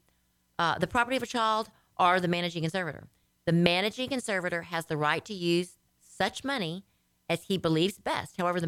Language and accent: English; Louisiana, United States; now in Texas, United States; I was from Louisiana